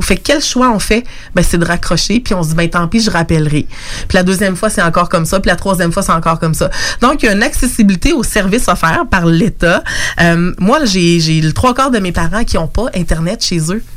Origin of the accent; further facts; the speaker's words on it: Lévis, Quebec, Canada; moved away; also born or lived in Montreal; je suis native de Lévis